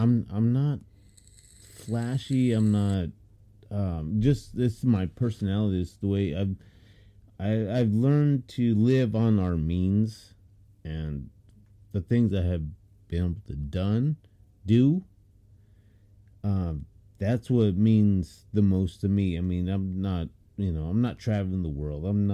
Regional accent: Portland, Oregon, United States; I was born in Portland

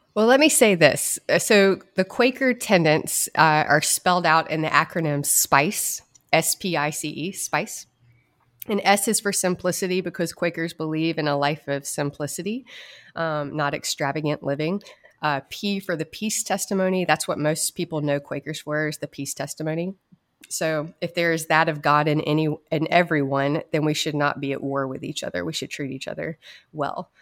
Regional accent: High Point, North Carolina, United States; I grew up mainly in High Point, North Carolina

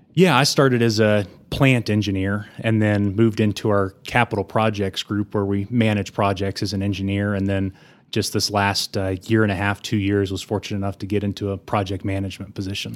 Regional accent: Amarillo, Texas, United States; also born or lived in Austin, Texas / Denver, Colorado; I was born and raised in Amarillo, went to Sleepy Hollow, went to Bonham

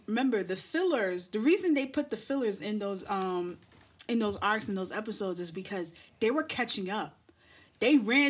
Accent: New York City, New York, United States; I'm from Brooklyn.

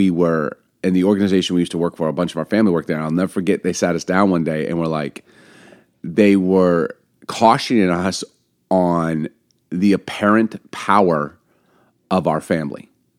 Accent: Baltimore, Maryland, United States; also born or lived in Chicago; I don't know if it's because I grew up in Baltimore, in Chicago.

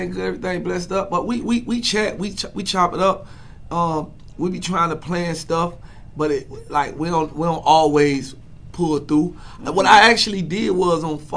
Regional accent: Miami, Florida, United States; also born or lived in Atlanta; I'm from Miami, born and raised, but I'm from Atlanta too

